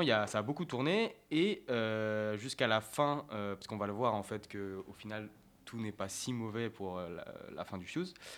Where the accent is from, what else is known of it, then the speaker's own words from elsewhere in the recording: France; en tant que français